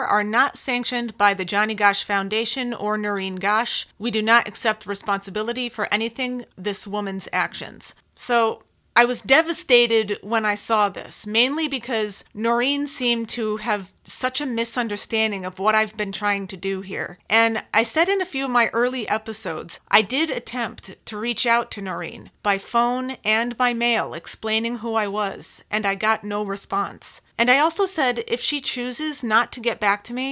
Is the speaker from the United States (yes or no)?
yes; Connecticut, United States; I'm from Connecticut